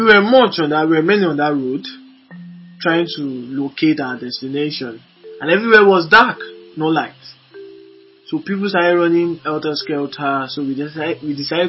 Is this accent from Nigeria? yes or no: yes; Lagos, Nigeria; I was born and brought up in Moshin, Lagos, a very wonderful environment in Lagos.